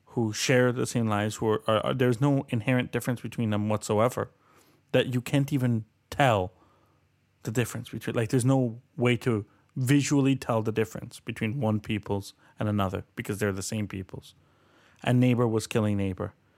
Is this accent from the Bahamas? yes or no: no; Colombia; now in Canada; I'm from Colombia